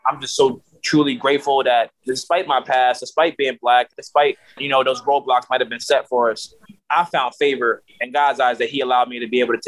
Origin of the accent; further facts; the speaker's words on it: Camden, New Jersey, United States; also born or lived in Voorhees, New Jersey; I grew up in Camden a little bit, but I was actually born in Voorhees